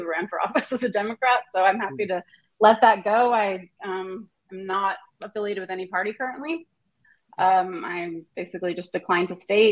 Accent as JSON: {"language": "English", "region": "Southern California", "country": "United States", "also_born_or_lived": "Santa Cruz, California", "moved": "yes", "lives_now": "Portland, United States", "said": "I'm from Southern California originally"}